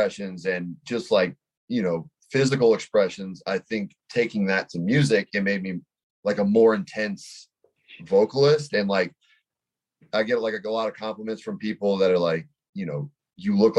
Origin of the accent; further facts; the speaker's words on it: Los Angeles, California, United States; I'm from the Valley